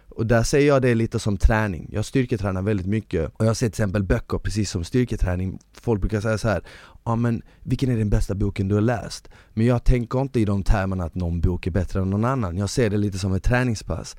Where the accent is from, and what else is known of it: Malmö, Skåne, Sweden; born or raised there; also born or lived in Bosnia